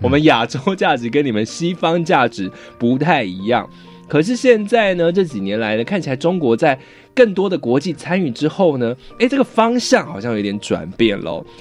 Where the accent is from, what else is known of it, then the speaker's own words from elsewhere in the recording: Taiwan; 我们台湾人